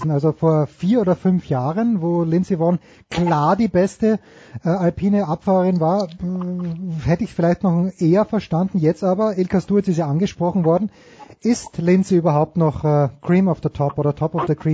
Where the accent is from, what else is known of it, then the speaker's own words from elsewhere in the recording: Austria; Also ich als Österreicher schaue natürlich ein kleines bisschen auf Anna Veit